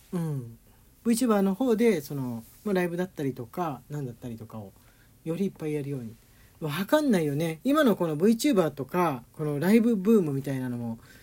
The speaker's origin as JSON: {"language": "Japanese", "region": "Tokyo", "country": "Japan", "tie": "born or raised there", "moved": "as an adult", "lives_now": "Nagoya, Japan", "said": "俺東京出身でね東京育ちで"}